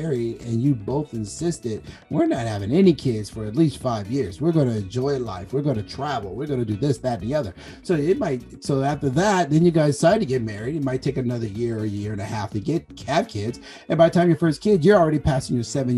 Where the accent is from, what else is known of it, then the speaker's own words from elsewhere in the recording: Compton, California, United States; I grew up in Compton